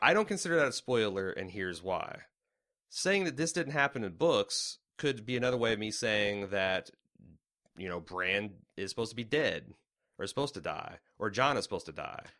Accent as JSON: {"language": "English", "country": "United States", "said": "as an American"}